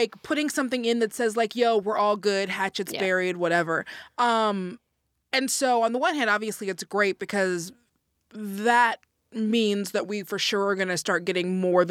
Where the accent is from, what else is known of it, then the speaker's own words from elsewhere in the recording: Atlanta, Georgia, United States; Why aren't you being respectful? I'm from Atlanta.